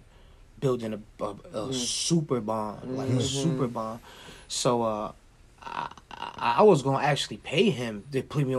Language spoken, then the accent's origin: English; Buffalo, New York, United States; also born or lived in Brooklyn, New York / Angola, New York; And she moved from Angola to Buffalo, and I've been here ever since.